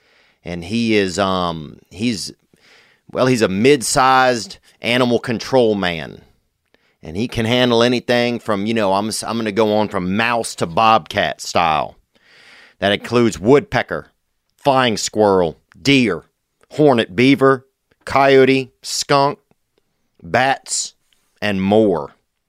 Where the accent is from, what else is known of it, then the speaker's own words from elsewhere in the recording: Louisiana, United States; I'm from Louisiana.